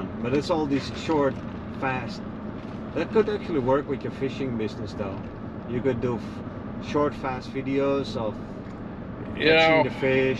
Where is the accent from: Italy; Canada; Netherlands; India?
Netherlands; moved away as an adult; now in United States; I'm from the Netherlands.